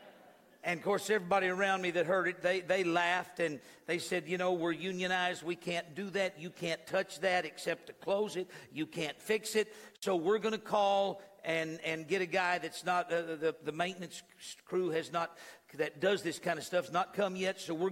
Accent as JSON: {"language": "English", "region": "New Mexico", "country": "United States", "tie": "born or raised there", "said": "I was born in New Mexico"}